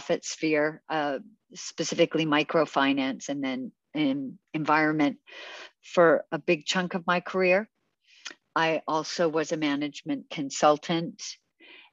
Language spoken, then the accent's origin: English; Canada; also born or lived in United Kingdom; I'm Canadian. I was actually born in Britain, but raised in Canada.